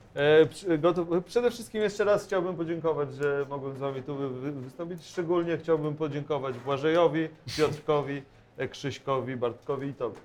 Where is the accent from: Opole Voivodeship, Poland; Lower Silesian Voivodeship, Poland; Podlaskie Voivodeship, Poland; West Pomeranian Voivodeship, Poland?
Podlaskie Voivodeship, Poland; Bielsk Podlaski; now in Warsaw, Poland; moje rodzinne miasto Bielsko-Podlaskie